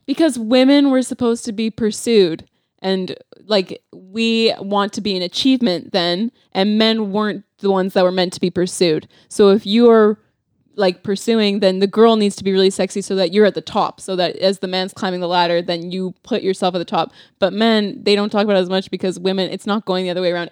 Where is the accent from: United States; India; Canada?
Canada; Calgary, Alberta; also born or lived in Saskatchewan; I grew up in Calgary, so winter was, like, a whole thing